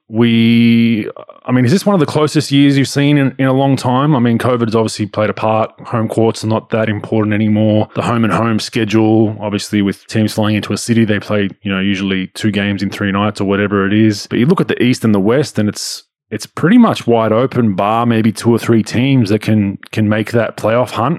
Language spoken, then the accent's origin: English; Victoria, Australia; My home state